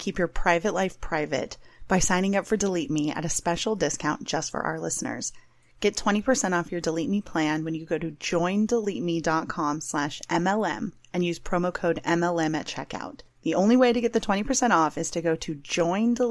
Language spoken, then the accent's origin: English; San Diego, California, United States; I'm from San Diego, born and raised